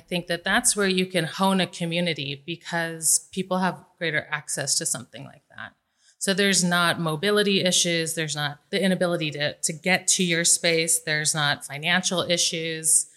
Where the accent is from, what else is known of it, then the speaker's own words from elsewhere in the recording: Las Vegas, Nevada, United States; I was born and raised here in Vegas